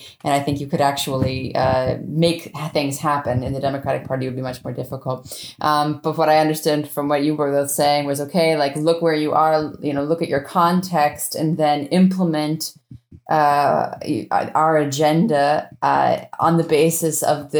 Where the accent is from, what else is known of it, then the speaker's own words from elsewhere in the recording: New Hampshire, United States; moved away; I'm from New Hampshire originally